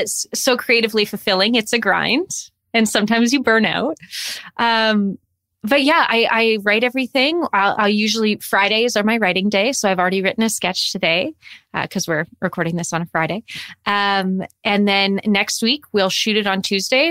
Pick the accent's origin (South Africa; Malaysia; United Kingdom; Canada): Canada; Calgary, Alberta; moved away as an adult; also born or lived in Toronto; I'm originally from Calgary, and I moved to Toronto to go to school for acting